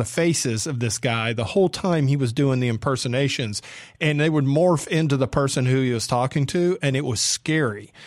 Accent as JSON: {"language": "English", "town": "Atlanta", "region": "Georgia", "country": "United States", "moved": "yes", "lives_now": "Mississippi, United States", "said": "I'm from Atlanta."}